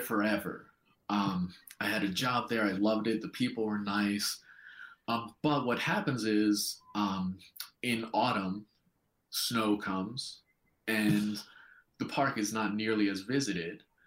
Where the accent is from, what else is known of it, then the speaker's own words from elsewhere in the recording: New York, United States; moved away as an adult; now in New Zealand; as a New Yorker, as an American, starting a business in a new country